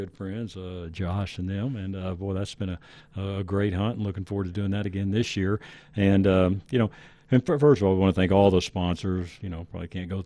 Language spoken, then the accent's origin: English; Texas, United States; now I'm from Texas.